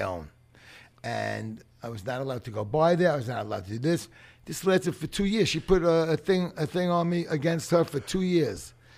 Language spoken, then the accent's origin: English; New York City, New York, United States; I grew up in playgrounds in the Bronx